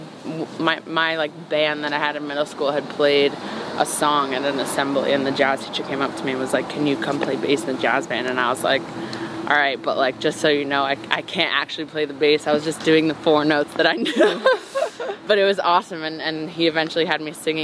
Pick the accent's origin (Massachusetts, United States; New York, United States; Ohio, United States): New York, United States; growing up in New York